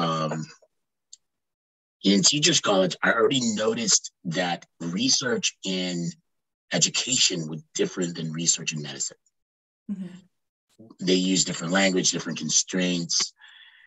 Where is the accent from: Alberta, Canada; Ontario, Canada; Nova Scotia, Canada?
Ontario, Canada; also born or lived in Quebec; I came back to where I grew up in Ontario